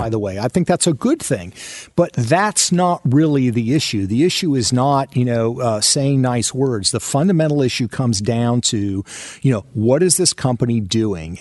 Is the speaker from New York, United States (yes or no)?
no; outside of Seattle, Washington, United States; I grew up outside of Seattle, Washington